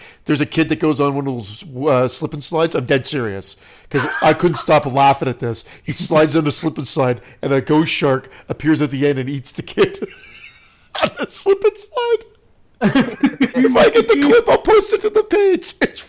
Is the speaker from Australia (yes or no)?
no; Oakville, Ontario, Canada; also born or lived in Toronto; now in Burlington, Canada; Well, I was born in Toronto, but I grew up in Oakville, and I now live in Burlington. So I guess my hometown is really Oakville, but it's part of the GTA, which is Greater Toronto Area, so I use Toronto